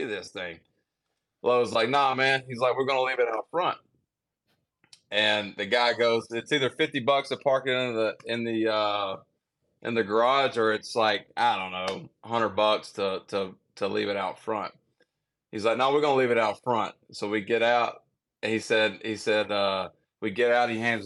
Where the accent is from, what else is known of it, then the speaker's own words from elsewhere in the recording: Mississippi, United States; I'm from Mississippi